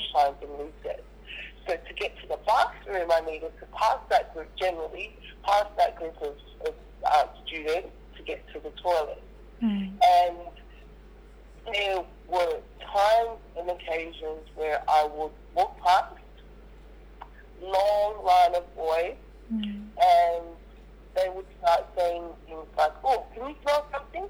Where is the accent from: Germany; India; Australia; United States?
Australia; Perth, Western Australia; also born or lived in Nigeria; growing up in Perth